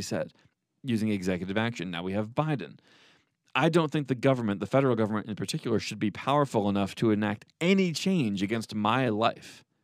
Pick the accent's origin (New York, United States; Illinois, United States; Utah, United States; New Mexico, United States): New York, United States; New York City; moved away; I'm from New York City